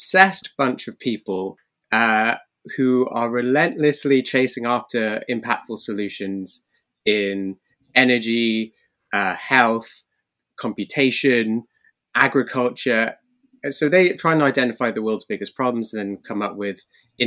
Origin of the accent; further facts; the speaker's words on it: Cardiff, Wales, United Kingdom; born in Wales, Cardiff, the capital city